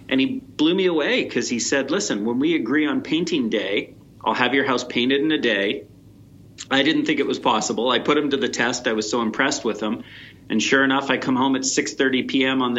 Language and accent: English; San Francisco, California, United States; born there; I was born in San Francisco. They had an army surplus store in San Francisco